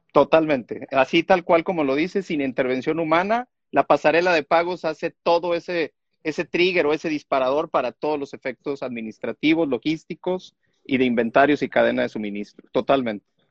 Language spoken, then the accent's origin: Spanish; Tuxtla Gutiérrez, Chiapas, Mexico; nací en Tuxtla Gutiérrez, Chiapas